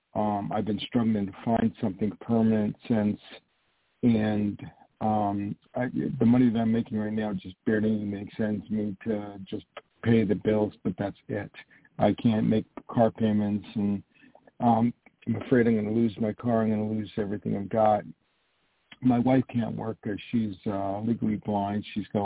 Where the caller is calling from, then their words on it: New York, United States; also born or lived in California; I'm calling from New York.